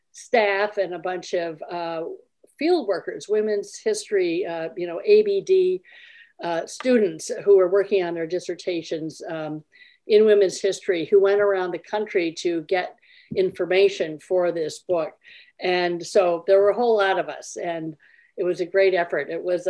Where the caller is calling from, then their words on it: Eden Prairie, Minnesota, United States; I'm calling in from Eden Prairie, Minnesota.